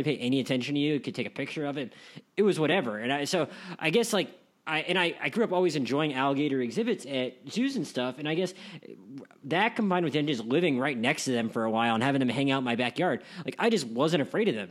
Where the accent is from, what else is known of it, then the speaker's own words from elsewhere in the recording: United States; I grew up on the Gulf Coast